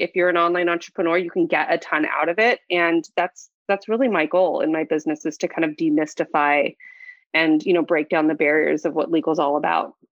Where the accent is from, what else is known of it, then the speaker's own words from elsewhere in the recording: Santa Barbara, California, United States; I was born and raised in Santa Barbara